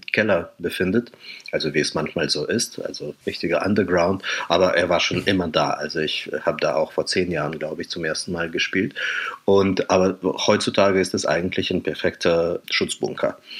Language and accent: German; Kharkiv, Kharkiv Oblast, Ukraine; German is a second language; now in Germany; im Dezember war ich auch in Kharkiv, in meiner Heimatstadt